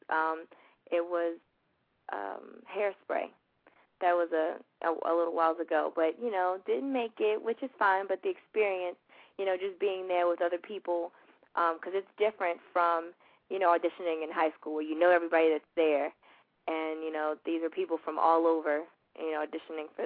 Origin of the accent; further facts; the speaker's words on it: Baltimore, Maryland, United States; I am from Baltimore. Um, I, I lived there for a while, and then we moved like ten minutes um, outside of the city um, to to the county.